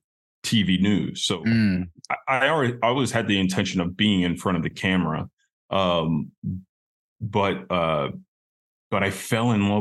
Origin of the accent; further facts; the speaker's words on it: Sugar Land, Texas, United States; moved away as an adult; also born or lived in New York City / Chicago; now in Big Island, Hawaii, United States; I grew up in Sugarland, Texas